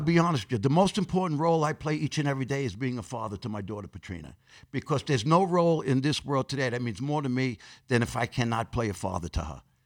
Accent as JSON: {"language": "English", "town": "New York City", "region": "New York", "country": "United States", "tie": "born or raised there", "said": "I grew up in Corona, Queens"}